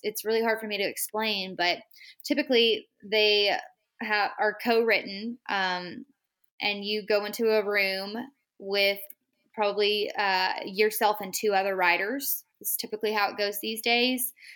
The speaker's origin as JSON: {"language": "English", "region": "Texas", "country": "United States", "said": "I'm from Texas. So I had quite a bit of a hike from my little small town"}